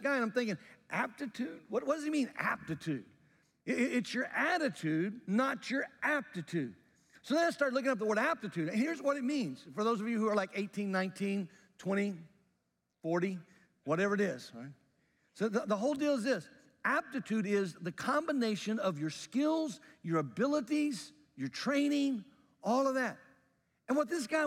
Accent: Jackson, Mississippi, United States; When I was a young guy, growing up in Mississippi

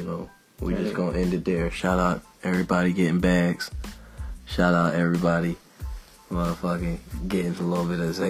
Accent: California, United States; moved away; also born or lived in Durham, North Carolina; being a Cali boy

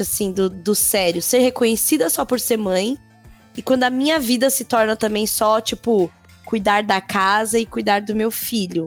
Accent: São Paulo, Brazil; eu venho da Zona Leste daqui de São Paulo, Coab

